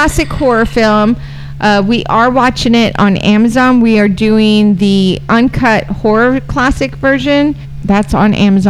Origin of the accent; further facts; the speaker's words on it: United States; And I'm American.